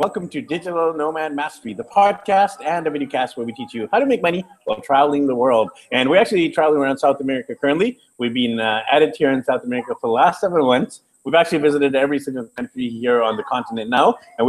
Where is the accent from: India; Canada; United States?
Canada; Vancouver, British Columbia; I'm from Vancouver, BC, Canada.